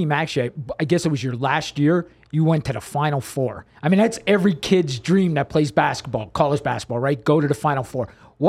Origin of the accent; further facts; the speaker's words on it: Pennsylvania, United States; moved away; I'm from Pennsylvania. I was living in Pennsylvania at the time.